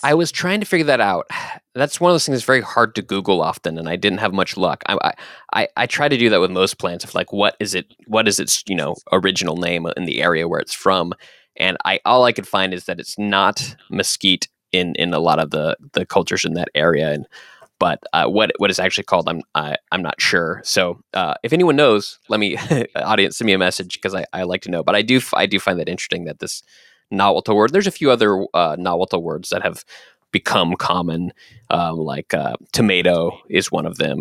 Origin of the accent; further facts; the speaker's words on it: Dallas, Texas, United States; I was born in Texas, in Dallas, Texas.